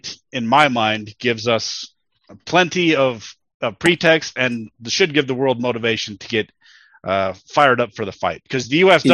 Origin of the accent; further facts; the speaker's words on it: United States; my fellow Americans